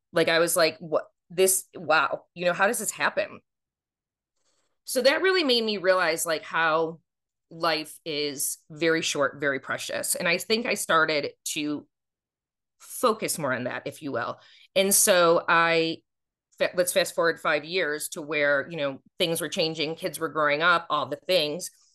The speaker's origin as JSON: {"language": "English", "town": "Buffalo", "region": "New York", "country": "United States", "also_born_or_lived": "Watertown, New York", "moved": "as an adult", "lives_now": "Atlanta, United States", "said": "I'm from Buffalo"}